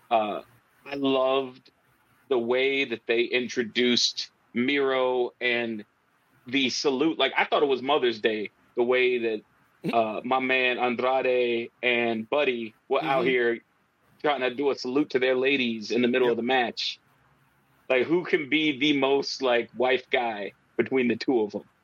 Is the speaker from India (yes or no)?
no; Canada; like, as a Canadian, WH did not stand for that.